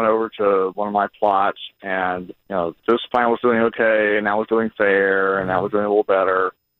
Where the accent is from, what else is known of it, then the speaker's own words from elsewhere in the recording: the South, United States; growing up in the South, I mean, 55 years worth of memory